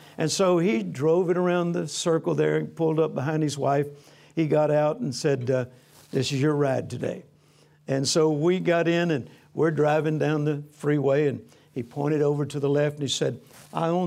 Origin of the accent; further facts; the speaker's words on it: Louisiana, United States; also born or lived in Mississippi; I was born on a farm in Mississippi. I grew up in Louisiana. I'm a country boy.